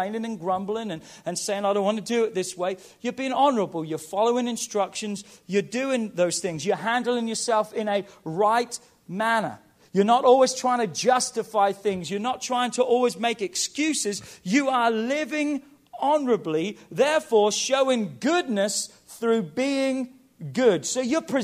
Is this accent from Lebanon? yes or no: no; England, United Kingdom; moved away; I'm from England